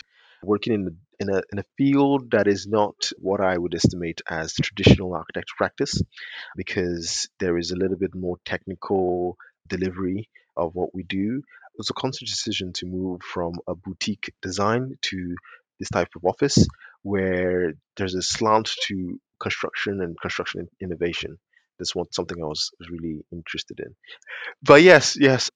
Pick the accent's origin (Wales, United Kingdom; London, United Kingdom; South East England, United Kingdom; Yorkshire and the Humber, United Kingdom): London, United Kingdom; also born or lived in Nigeria; I was born in Nigeria. I grew up in South London